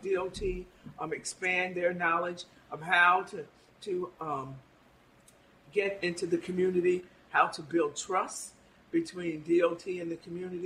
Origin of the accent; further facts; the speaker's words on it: Albany, New York, United States; I grew up on Phillips Street